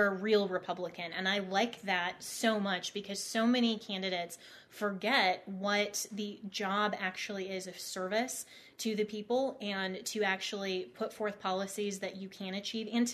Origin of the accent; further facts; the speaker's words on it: Colorado, United States; I am from Colorado